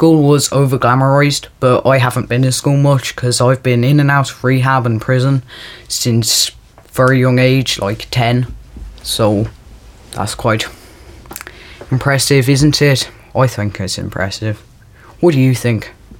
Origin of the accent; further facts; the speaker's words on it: Dublin, Leinster, Ireland; I'm from Ireland. I'm from Dublin.